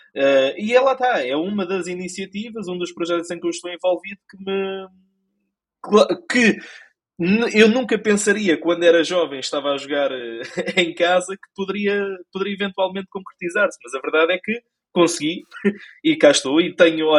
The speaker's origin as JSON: {"language": "Portuguese", "region": "Lisbon", "country": "Portugal", "tie": "born or raised there", "said": "nasci, cresci, provavelmente vou morrer em Lisboa. E mais precisamente na zona da ajuda"}